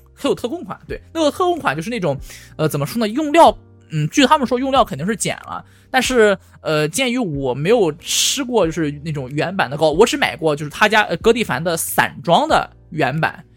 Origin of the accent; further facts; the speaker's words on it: China; moved away as an adult; now in California, United States; 我作为一个中国人